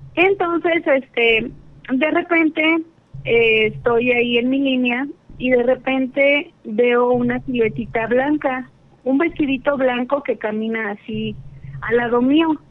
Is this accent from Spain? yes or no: no; Querétaro, Mexico; De Querétaro, Querétaro